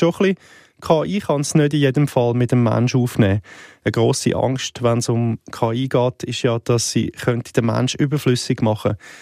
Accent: Switzerland; auch bei uns in der Schweiz

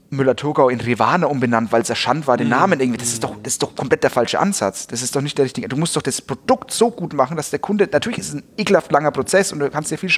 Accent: Bavaria, Germany; Also das merke ich halt als Franke auch, weil wir als Franken, wir sind ja immer schon die Underdogs.

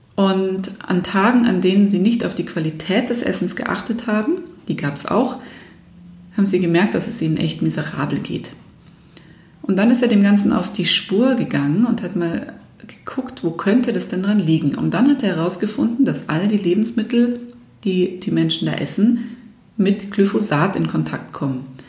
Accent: Germany; wir Deutschen

